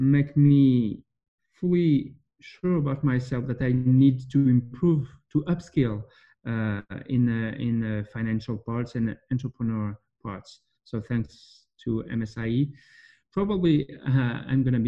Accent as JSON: {"language": "English", "country": "France", "said": "I'm from France"}